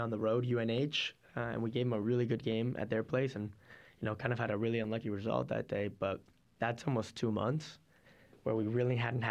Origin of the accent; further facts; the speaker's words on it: Toronto, Ontario, Canada; I was born in Toronto